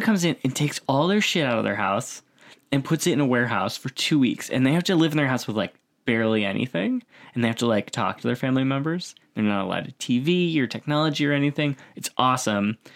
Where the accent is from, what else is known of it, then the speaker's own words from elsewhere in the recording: near Buffalo, New York, United States; moved away; I grew up near Buffalo, so we had, like, snow